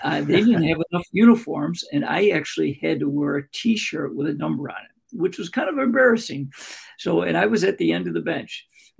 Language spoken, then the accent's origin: English; Greece, New York, United States; also born or lived in Rochester, New York; I wanted to get back to my hometown called Greece, New York